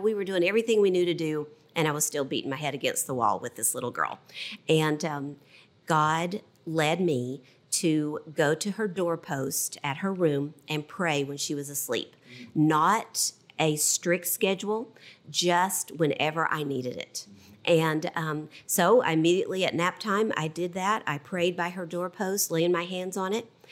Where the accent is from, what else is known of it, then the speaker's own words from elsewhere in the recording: Southwest Virginia, United States; I was brought up in Southwest Virginia.